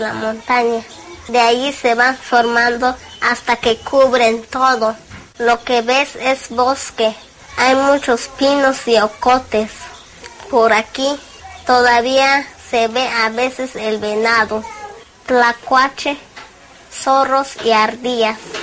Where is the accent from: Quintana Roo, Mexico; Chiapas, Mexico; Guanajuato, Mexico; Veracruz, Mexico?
Chiapas, Mexico; Tseltal; vivo en Huaquitapec, Chiapas y soy celtal